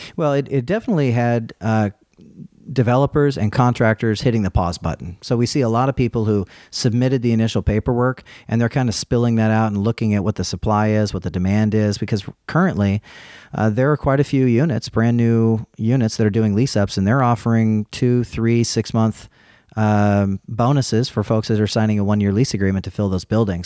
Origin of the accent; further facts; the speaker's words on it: California, United States; moved away; I'm from California originally.